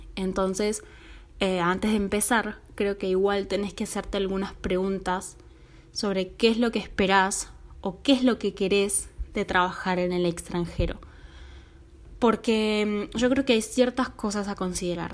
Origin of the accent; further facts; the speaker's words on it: Argentina; moved away as an adult; also born or lived in Finland; now in Italy; vivo en Italia, soy argentina